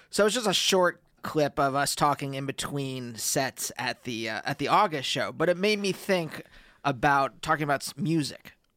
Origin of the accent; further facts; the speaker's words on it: Reading, Pennsylvania, United States; when I was a teenager, uh, growing up in Pennsylvania